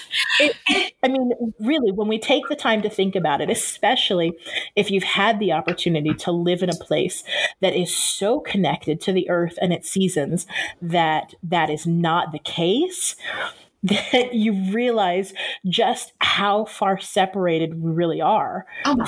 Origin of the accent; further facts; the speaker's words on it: Southern California, United States; moved away as an adult; also born or lived in Japan; now in Ohrid, North Macedonia; as a child growing up in Southern California